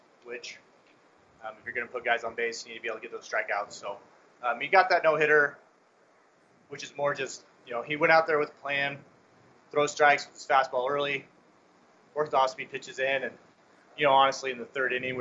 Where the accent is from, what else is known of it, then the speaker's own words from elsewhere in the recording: North Platte, Nebraska, United States; now in Kearney, United States; I'm originally from North Platte